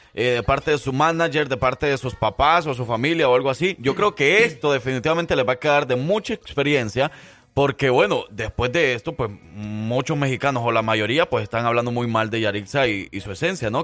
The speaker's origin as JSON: {"language": "Spanish", "country": "El Salvador", "moved": "yes", "lives_now": "Alabama, United States", "said": "yo como salvadoreño"}